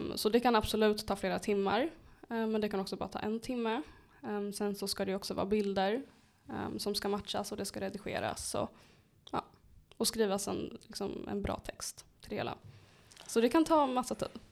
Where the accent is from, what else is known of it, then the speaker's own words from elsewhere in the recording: Uppsala, Uppsala County, Sweden; jag är född och uppvuxen i Flogsta